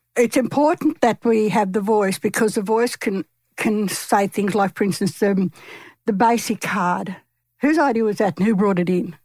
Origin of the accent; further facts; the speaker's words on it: Wiradjuri country, New South Wales, Australia; I'm from Wiradjuri country